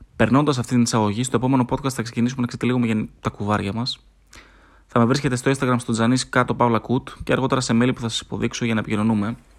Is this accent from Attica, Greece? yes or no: no; Thessaloniki, Central Macedonia, Greece; είμαι από Θεσσαλονίκη, είμαι 30 χρονών.